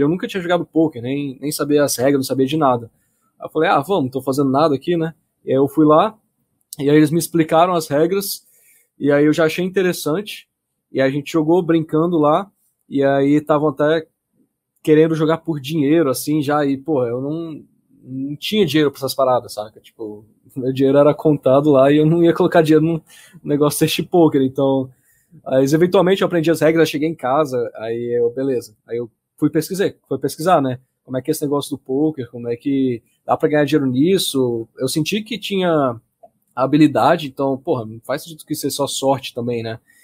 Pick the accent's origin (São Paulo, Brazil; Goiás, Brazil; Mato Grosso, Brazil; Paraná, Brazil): Goiás, Brazil; Anápolis; now in Brasília, Brazil; Aqui em Brasília, eu sou de Brasília. É, na verdade, sou de Anápolis, nasci em Anápolis, só que moro em Brasília